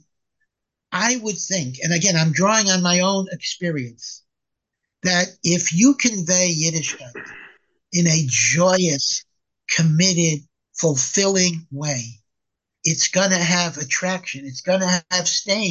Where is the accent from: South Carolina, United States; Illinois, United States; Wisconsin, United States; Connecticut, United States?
Connecticut, United States; Hartford; I grew up in Hartford, Connecticut